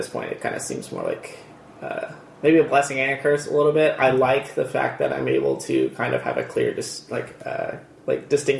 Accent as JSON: {"language": "English", "town": "Redlands", "region": "California", "country": "United States", "tie": "born or raised there", "said": "Yeah, born and raised in Redlands, or pretty close to Redlands, pretty much for my whole life."}